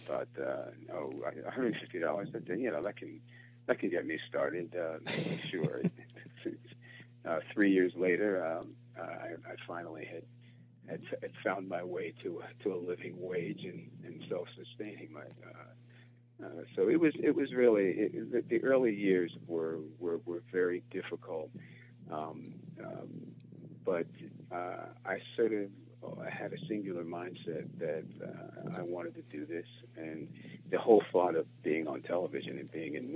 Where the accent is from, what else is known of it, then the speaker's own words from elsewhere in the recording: New Jersey, United States; growing up in New Jersey